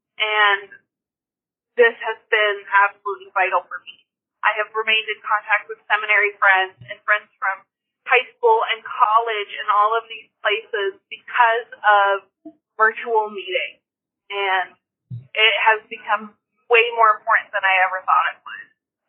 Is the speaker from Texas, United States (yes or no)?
yes; Texas, United States; moved away; I'm originally from Texas